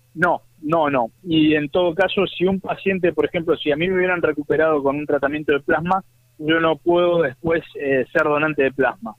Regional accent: Buenos Aires, Argentina; also born or lived in Catamarca, Argentina; me nací en Catamarca, pero me crié en Buenos Aires

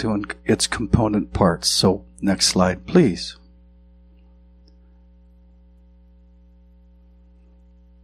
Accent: southwestern Montana, United States; moved away; I grew up in southwestern Montana

